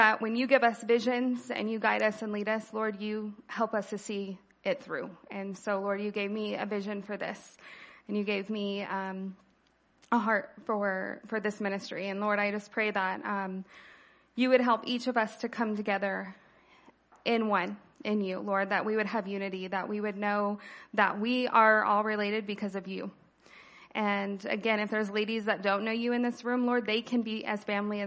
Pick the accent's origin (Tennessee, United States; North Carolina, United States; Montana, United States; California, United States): California, United States; I was born here in California, haven't gone far